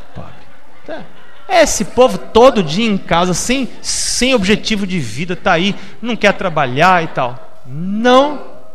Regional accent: São Paulo, Brazil; moved away; also born or lived in Campo Limpo, São Paulo / Florianópolis; eu me criei no Capão Redondo

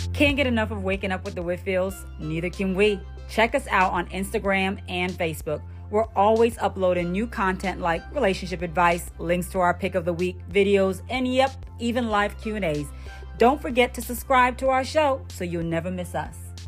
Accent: Jamaica; As a Jamaican daughter

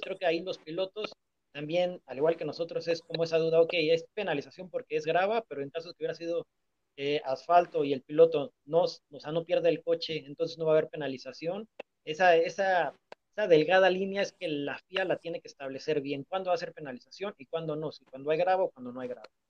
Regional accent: Mexico; como mexicanos

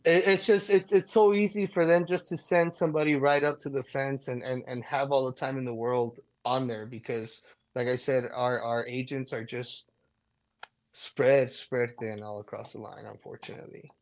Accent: El Paso, Texas, United States; moved away; I was born and raised in El Paso

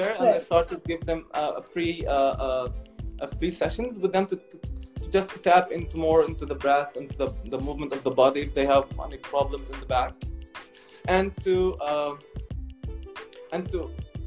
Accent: Palestine; I was raised in Palestine that I'm a Palestinian

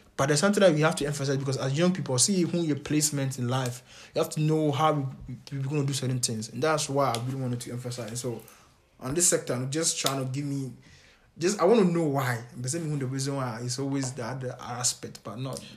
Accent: Ghana; I'm a Ghanaian

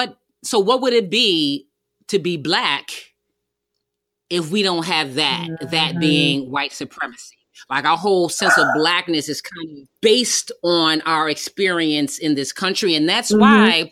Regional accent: United States; I grew up very militant, you know, especially in my high school years, right? Where I had a disdain and I felt separate from this country. I didn't feel American.

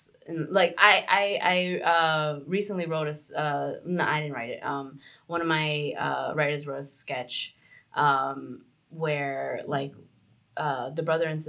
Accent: New York City, New York, United States; also born or lived in Chicago, Illinois; I grew up in Ozone Park, East New York, but I also like spent a lot of time in Jackson Heights and Woodside and those parts of Queens

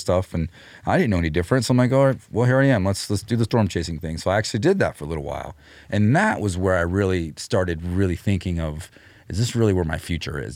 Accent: Clovis, New Mexico, United States; moved away; also born or lived in Austin / Denver; I was born in Clovis

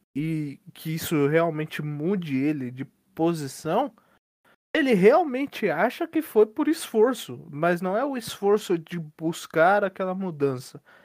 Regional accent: Santo André, São Paulo, Brazil; Eu sou de Santo André.

